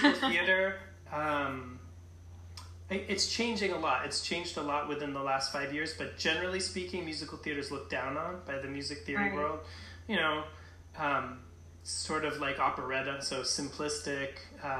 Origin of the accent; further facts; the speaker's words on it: New England, United States; moved away as an adult; also born or lived in Minnesota / Twin Cities, United States; now in Philadelphia, United States; I'm a transplanted New Englander